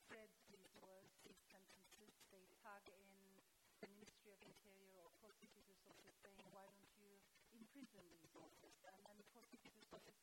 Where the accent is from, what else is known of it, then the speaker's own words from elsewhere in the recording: Turkey; I come from Turkey